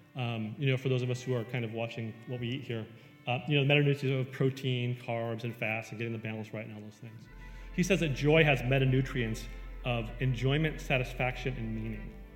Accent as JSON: {"language": "English", "region": "Western New York", "country": "United States", "tie": "born or raised there", "said": "I grew up in Western New York"}